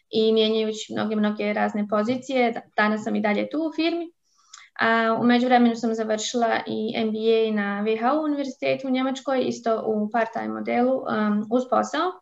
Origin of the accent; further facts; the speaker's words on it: Bosanska Krupa, Federation of Bosnia and Herzegovina, Bosnia & Herzegovina; moved away as an adult; now in Germany; ja dolazim iz Bosanske Krupe, inače e, tam, rođena sam u Bosni, tamo sam živjela prvi dio e, svoga života. Preselila sam se u Njemačku u 2012.